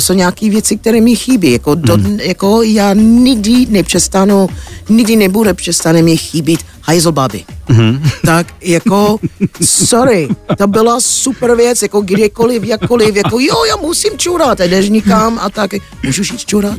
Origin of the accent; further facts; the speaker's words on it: United States; Czech is a second language; now in Czech Republic; jsem Američanka